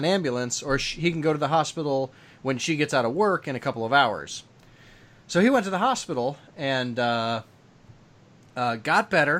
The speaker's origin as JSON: {"language": "English", "town": "West Lafayette", "region": "Indiana", "country": "United States", "tie": "born or raised there", "said": "my hometown"}